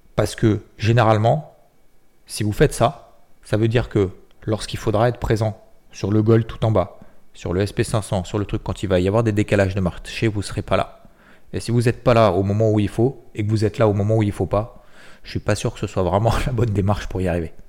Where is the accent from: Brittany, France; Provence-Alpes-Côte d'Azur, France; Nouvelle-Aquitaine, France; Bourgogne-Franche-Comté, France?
Provence-Alpes-Côte d'Azur, France; Six-Fours-les-Plages; je suis originaire de Sifour-les-Plages